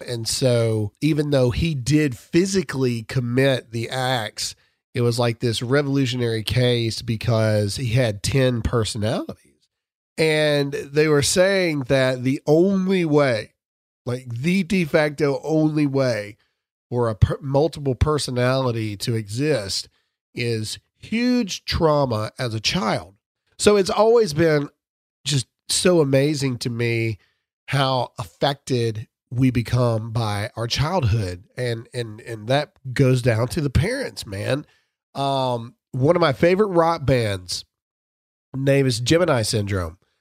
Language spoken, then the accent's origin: English; Mississippi, United States; I'm from Mississippi.